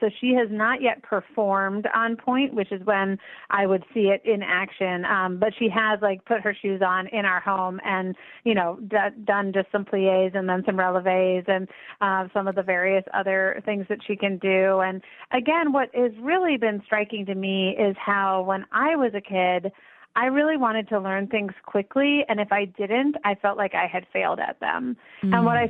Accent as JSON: {"language": "English", "country": "United States", "said": "both because I'm an American and also because I have an able body"}